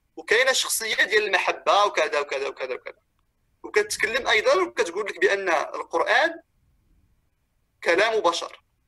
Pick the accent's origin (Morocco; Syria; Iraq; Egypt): Morocco; now in Europe; حتى جيت لاوروبا وحنا عندنا في المغرب